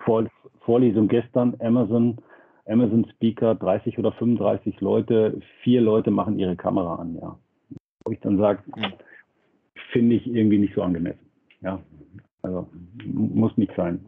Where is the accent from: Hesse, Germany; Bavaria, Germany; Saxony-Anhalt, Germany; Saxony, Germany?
Bavaria, Germany; Nuremberg; als Nürnberger